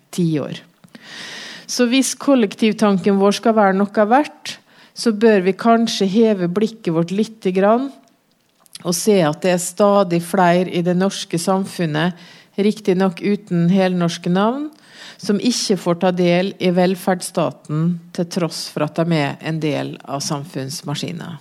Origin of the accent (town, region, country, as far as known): Norway